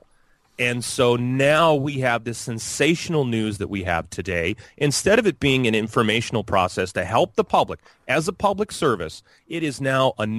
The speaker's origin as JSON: {"language": "English", "town": "Chicago", "region": "Illinois", "country": "United States", "tie": "born or raised there", "moved": "yes", "said": "I grew up in Chicago."}